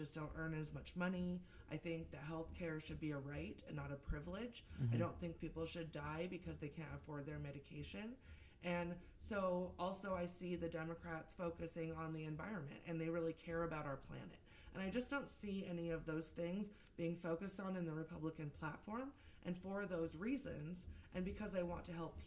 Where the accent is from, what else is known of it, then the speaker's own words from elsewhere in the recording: Seattle, Washington, United States; also born or lived in Eugene, Oregon; now in Kootenai County, Idaho, United States; I grew up in Seattle, and I also spent over 12 years in Eugene, Oregon